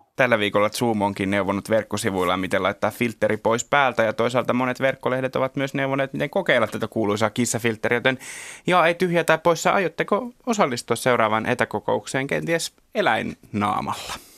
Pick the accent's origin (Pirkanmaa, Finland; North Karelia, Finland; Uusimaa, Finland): Uusimaa, Finland; Kerava; mä oon Keravalta kotoisin.